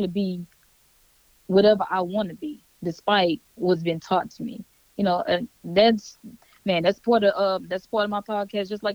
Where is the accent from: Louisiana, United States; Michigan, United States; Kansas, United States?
Louisiana, United States; Baton Rouge; moved away; I'm from Baton Rouge, Louisiana, born and raised